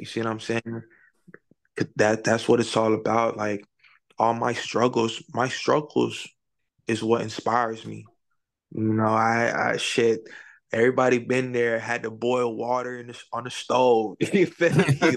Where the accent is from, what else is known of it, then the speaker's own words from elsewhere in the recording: Palm Beach, Florida, United States; I'm from Florida, Palm Beach.